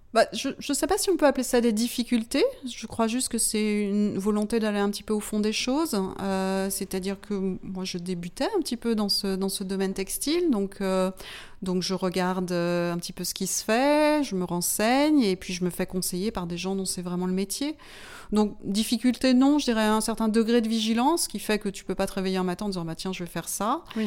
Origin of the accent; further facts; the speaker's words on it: Martinique; moved away as an adult; now in France; j'ai été élevée pendant mon enfance aux Antilles, à la Martinique.